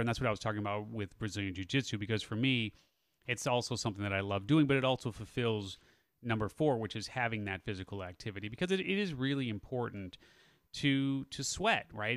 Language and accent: English; Chicago, Illinois, United States; moved away as an adult; I grew up in the Chicago area